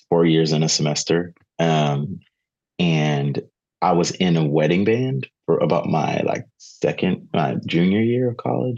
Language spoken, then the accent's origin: English; Southern Maryland, United States; So grew up in Southern Maryland